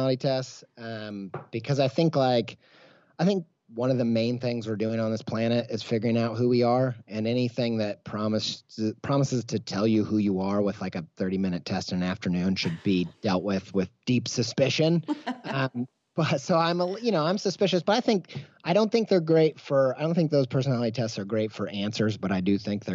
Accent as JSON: {"language": "English", "region": "Midwest", "country": "United States", "tie": "born or raised there", "said": "I grew up in the Midwest"}